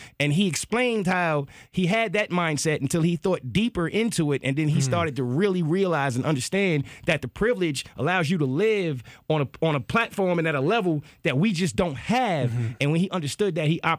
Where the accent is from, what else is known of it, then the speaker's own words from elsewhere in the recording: New York, United States; me being a New Yorker